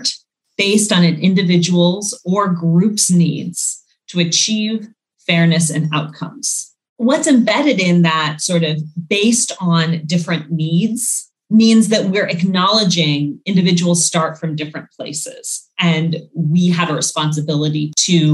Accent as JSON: {"language": "English", "region": "Northern Virginia", "country": "United States", "tie": "born or raised there", "said": "I grew up in suburban DC, Northern Virginia"}